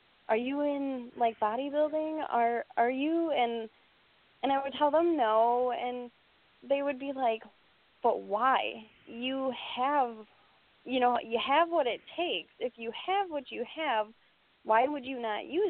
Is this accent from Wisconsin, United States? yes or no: yes; Doylestown, Wisconsin, United States; moved away as an adult; I'm from Doylestown, Wisconsin